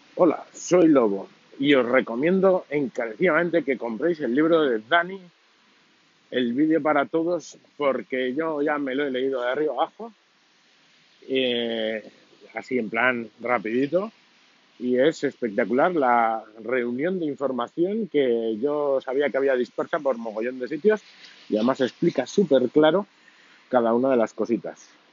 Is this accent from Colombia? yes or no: no; Navarre, Spain; los Sanfermines en mi tierra